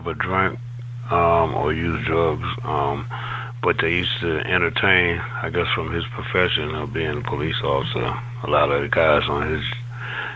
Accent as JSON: {"language": "English", "town": "Washington", "region": "District of Columbia", "country": "United States", "tie": "born or raised there", "moved": "yes", "lives_now": "Florida, United States", "said": "I was brought up in Washington, D.C."}